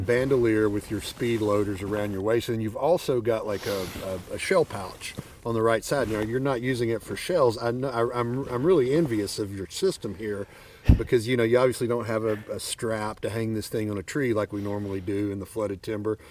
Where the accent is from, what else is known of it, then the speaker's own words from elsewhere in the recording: Arkansas, United States; I'm from Arkansas